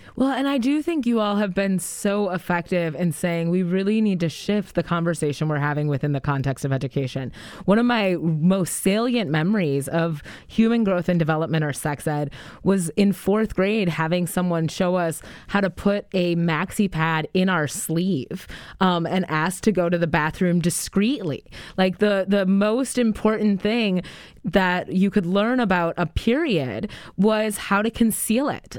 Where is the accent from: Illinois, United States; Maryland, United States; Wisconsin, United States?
Wisconsin, United States; Madison; growing up in on the east side of Madison, Wisconsin